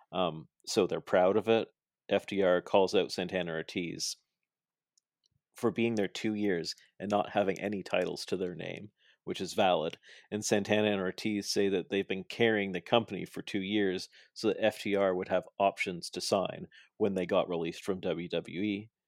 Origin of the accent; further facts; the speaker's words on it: Toronto, Ontario, Canada; I'm from Toronto